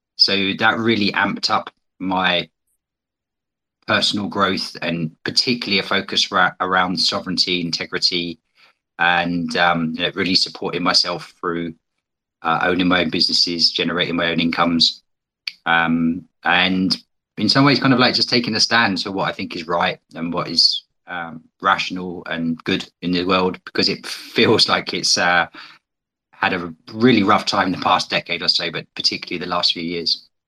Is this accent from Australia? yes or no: no; United Kingdom; also born or lived in China; as you may be able to tell from my accent, I'm from Britain